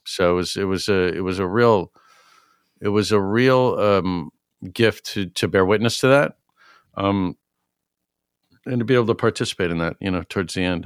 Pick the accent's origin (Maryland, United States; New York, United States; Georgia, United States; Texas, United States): New York, United States; New York City; now in Egremont, United States; I grew up in New York City